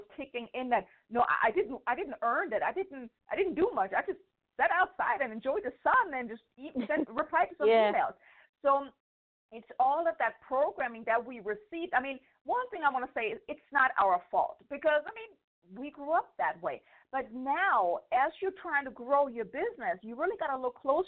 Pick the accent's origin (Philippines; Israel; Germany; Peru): Germany; moved away as an adult; now in United States; I'm from Germany.